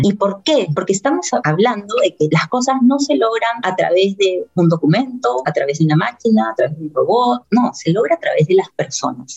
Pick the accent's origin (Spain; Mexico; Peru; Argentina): Peru; todos somos peruanos, al final acá todos somos peruanos